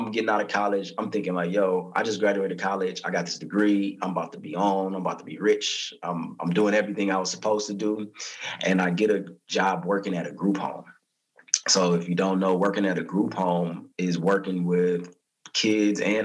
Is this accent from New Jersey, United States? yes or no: no; Southern California, United States; also born or lived in Lynwood, California / Corona, California / New Orleans, Louisiana; I'm from California, born and raised in SoCal. I was living in LA, the Linwood area, then moved out to Corona